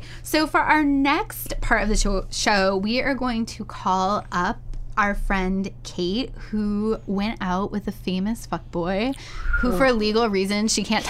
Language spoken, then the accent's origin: English; Findlay, Ohio, United States; I'm from Findlay, Ohio, which is, like, an hour from Toledo.